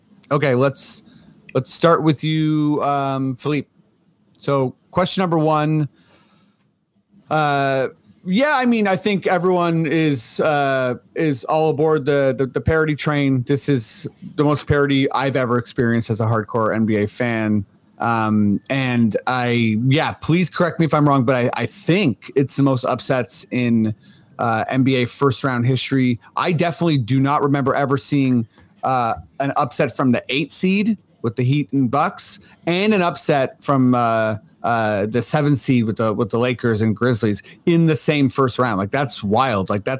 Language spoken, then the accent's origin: English; Toronto, Ontario, Canada; we are Torontonians